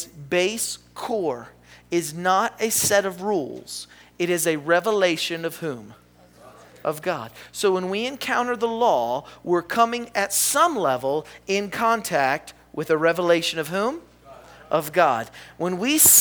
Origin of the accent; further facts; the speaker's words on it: the South, United States; I'm from the South. Do you know what that means? I live in the Bible Belt.